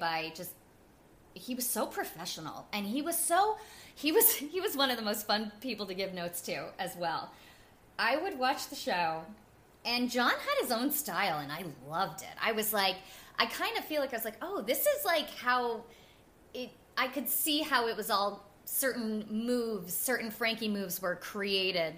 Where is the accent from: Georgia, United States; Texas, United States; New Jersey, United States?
New Jersey, United States; also born or lived in Staten Island; I grew up in North Jersey